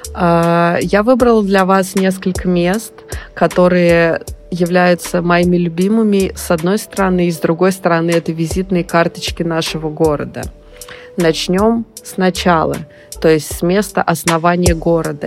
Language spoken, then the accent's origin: Russian; Samara, Samara Oblast, Russia; это мой родной город – Здесь я провела большую часть своей жизни